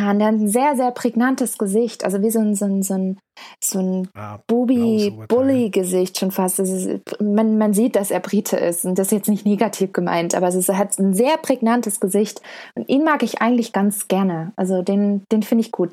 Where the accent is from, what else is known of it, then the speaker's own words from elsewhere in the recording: Stuttgart, Baden-Württemberg, Germany; ich komme aus Stuttgart